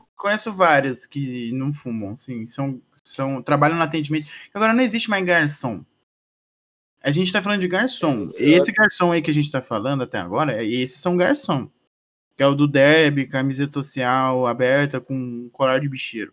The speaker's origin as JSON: {"language": "Portuguese", "region": "Paraná", "country": "Brazil", "said": "a gente é do Paraná"}